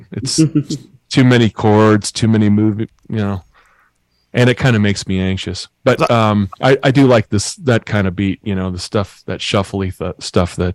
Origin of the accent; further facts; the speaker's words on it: Lake Geneva, Wisconsin, United States; moved away; I live in Hales Corners, Wisconsin. Oh, cool. I grew up in Lake Geneva